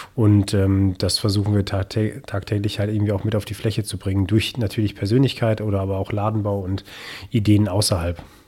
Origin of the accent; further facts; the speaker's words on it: Münsterland, North Rhine-Westphalia, Germany; moved away as an adult; also born or lived in Hamburg / Baden-Württemberg; für mich heißt es jetzt schon seit äh, vier Jahren zurück im Münsterland